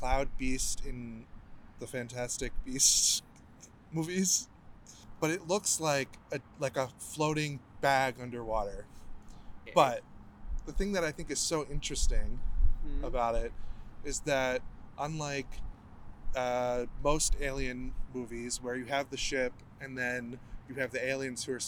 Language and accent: English; Midwest, United States; I'm from the Midwest